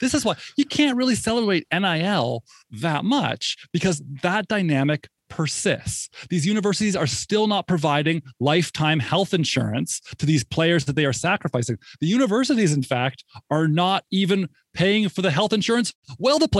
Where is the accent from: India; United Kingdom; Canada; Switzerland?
Canada; moved away as an adult; also born or lived in Toronto; now in Durham, United States; I came to Duke from Canada